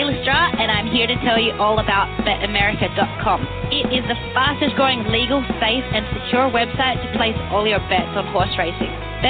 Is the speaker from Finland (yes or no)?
no; Australia; my home country, Australia.